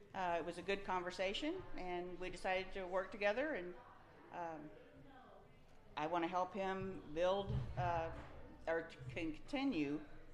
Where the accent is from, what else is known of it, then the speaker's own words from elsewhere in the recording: Kerr County, Texas, United States; also born or lived in San Antonio, Texas; I'm from Kerr County.